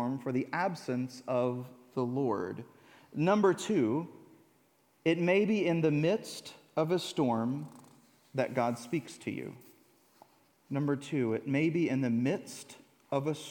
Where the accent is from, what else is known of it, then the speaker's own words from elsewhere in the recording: United States; I'm an American